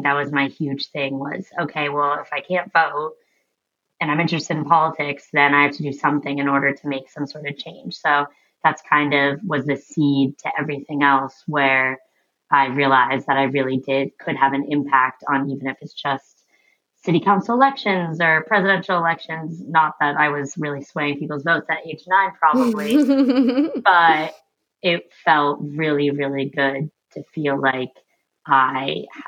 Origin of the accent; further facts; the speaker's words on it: Portsmouth, United States; And until then, I'm in my hometown of Portsmouth, spending lots of time with people.